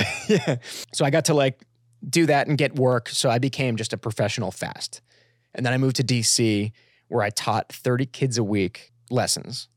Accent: Florida, United States; I grew up in Florida

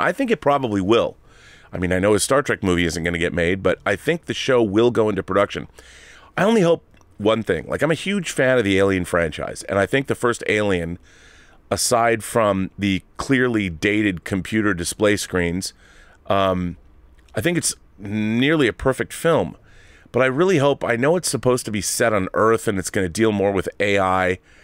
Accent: Seattle, Washington, United States; I'm from Seattle, which makes me kind of an honorary Canadian

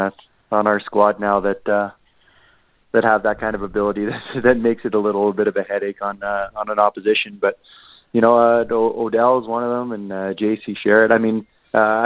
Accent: Regina, Saskatchewan, Canada; I'm born and raised in Regina

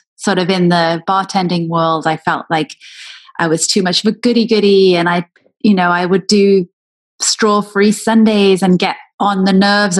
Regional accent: Wales, United Kingdom; also born or lived in England; now in United States; But also then moving to England when I was from Wales and feeling the pull between those two cultures, and then moving to America.

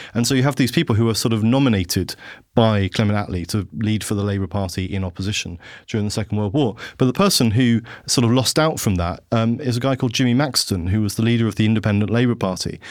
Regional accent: Havant, South East England, United Kingdom; also born or lived in London; I worked for David Willits, who was my hometown M P

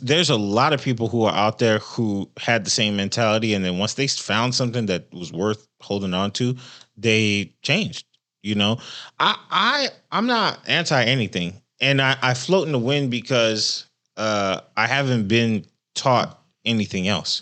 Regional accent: Central Florida, United States; moved away; I'm from Florida. I think in Central Florida

